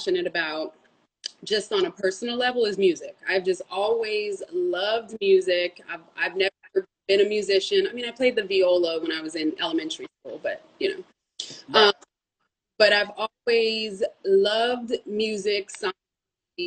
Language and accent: English; West Coast, United States; I grew up here on the West Coast